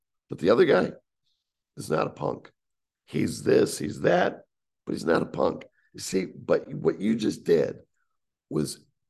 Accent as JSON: {"language": "English", "region": "Northeast", "country": "United States", "said": "But you're from the Northeast. I'm from the Northeast."}